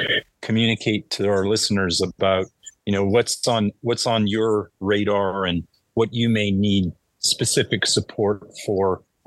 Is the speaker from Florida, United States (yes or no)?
no; California, United States; We're from California.